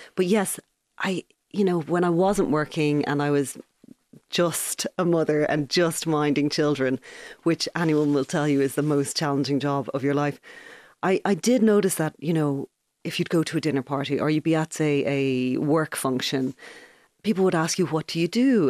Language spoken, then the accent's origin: English; Ballybrack, County Dublin, Ireland; moved away as an adult; now in Galway, Ireland; I was born and raised in Ballybrack. I lived there my entire childhood